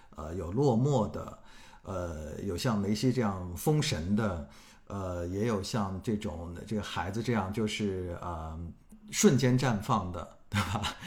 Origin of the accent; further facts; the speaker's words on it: Hangzhou, Zhejiang, China; moved away; also born or lived in Beijing; 我是去年从北京搬回了老家杭州